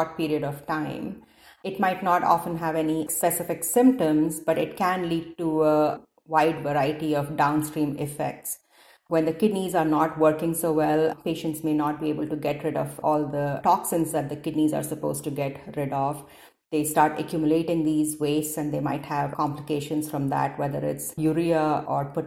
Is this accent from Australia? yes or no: no; India; moved away as an adult; also born or lived in Detroit, United States / Cincinnati, United States; now in Seattle, United States; I grew up in India and I did my initial medical school training there